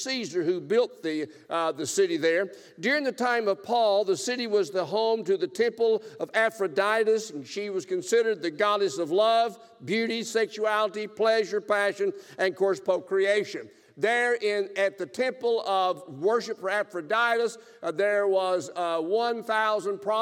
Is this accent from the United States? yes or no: yes; South Alabama, United States; I am from South Alabama